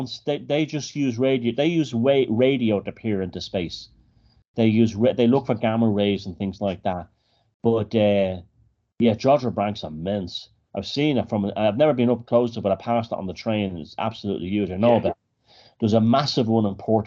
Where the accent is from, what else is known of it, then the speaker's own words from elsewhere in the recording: Dublin, Leinster, Ireland; I grew up in Dublin